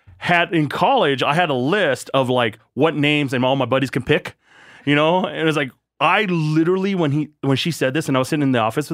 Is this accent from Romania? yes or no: no; Thailand; born there; I'm not considered a citizen of Thailand, you know, but I was born in Thailand. So I am.